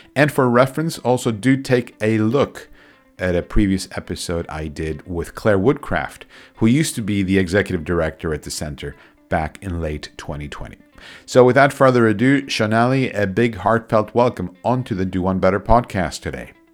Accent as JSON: {"language": "English", "country": "Argentina", "said": "I'm originally from Argentina"}